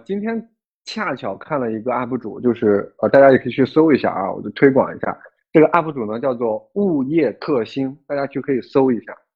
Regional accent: China; 我们作为中国人

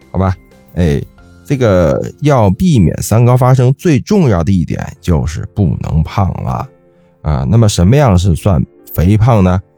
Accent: China; 我们中国人

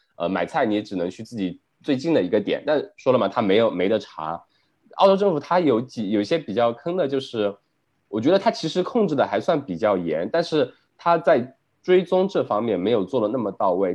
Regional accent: China; now in Melbourne, Australia; 它现在是相当于是从我们国内之前的一个清零的状态

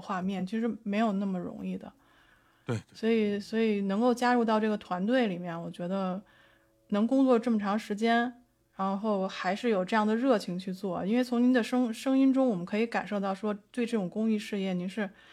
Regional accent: Beijing, China; 我作为一个北京人

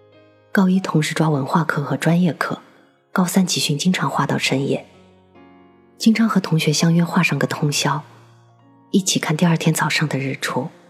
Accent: Henan, China; 当年的我是河南的一名考生，我能深切的体会到高考的压力。

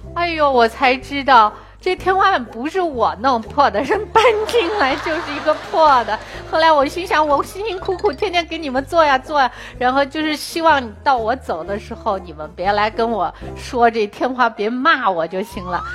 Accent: China; 中国在二十多年前是非常贫穷的，是世界上有名的贫穷的国家

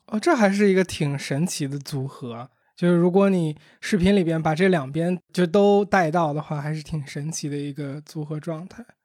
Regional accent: Beijing, China; 我小时候在海淀

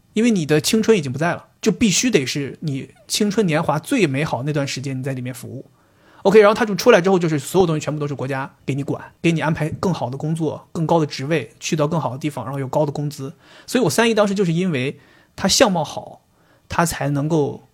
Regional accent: Northeast China, China; 我是东北的嘛，我们那边其实往上倒，父母这一代人基本都属于工人，然后父母的父母这一代人基本都属于外来移民

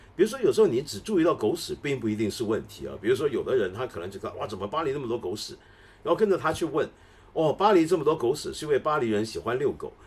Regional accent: Taiwan; moved away; also born or lived in Hong Kong; 我在台湾长大，在台湾跟香港长大

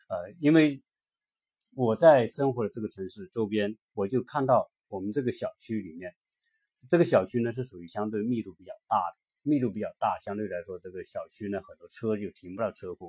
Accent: China; 我们作为一个中国人

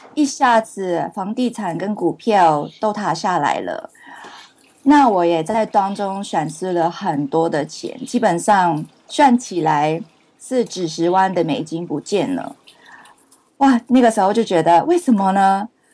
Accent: Hong Kong; Chinese is a second language; moved away; also born or lived in Canada; 我是香港出生，然后在加拿大读书

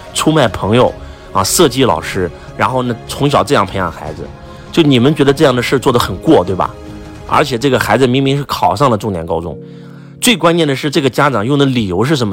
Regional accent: China; 敬天法祖是我们中国人的信仰

